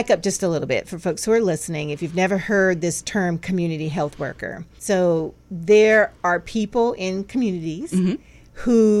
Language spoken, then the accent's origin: English; North Carolina, United States; moved away; I grew up in North Carolina mm-hmm. and I love growing up in North Carolina